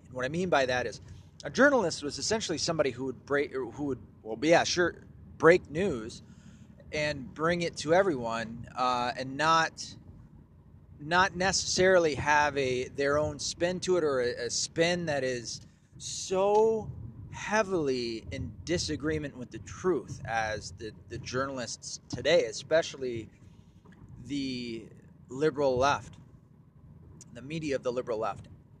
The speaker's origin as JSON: {"language": "English", "region": "Tennessee", "country": "United States", "tie": "born or raised there", "also_born_or_lived": "Mount Home, Arkansas / Michigan / New York", "said": "as a quick summary, I was born in Mount Home, Arkansas. I was raised in Tennessee and Michigan, some in New York."}